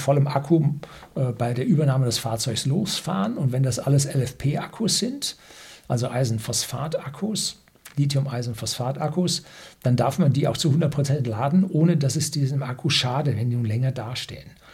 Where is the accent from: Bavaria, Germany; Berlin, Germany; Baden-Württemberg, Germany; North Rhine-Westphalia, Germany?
Bavaria, Germany; also born or lived in south of Munich; als Bayer, wenn man im Süden von München wohnt